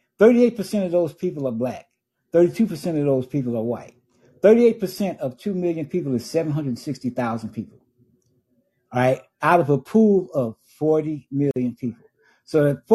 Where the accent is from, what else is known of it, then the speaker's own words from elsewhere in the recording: Chicago, Illinois, United States; I was born and raised in Chicago